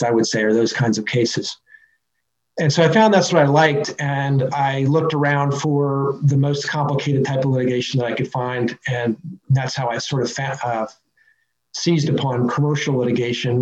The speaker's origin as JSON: {"language": "English", "town": "Fairfax", "region": "Virginia", "country": "United States", "tie": "born or raised there", "said": "my hometown, which is Fairfax, Virginia, where I was born and raised"}